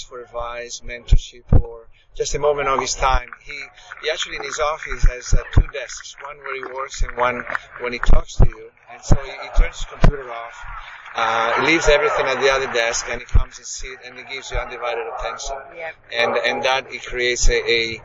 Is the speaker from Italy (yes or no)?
yes; Italy; moved away as an adult; also born or lived in United States; I was born and raised in Italy, so here we are in Rome, and so I'm home